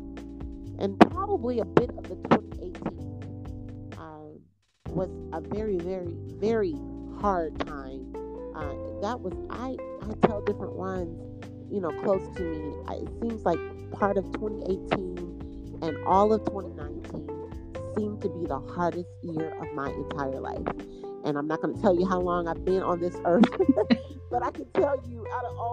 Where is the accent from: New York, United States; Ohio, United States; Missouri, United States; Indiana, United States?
Indiana, United States; Indianapolis; also born or lived in Michigan; I'm from Indianapolis, Indiana. I was born in Michigan, but raised in Indianapolis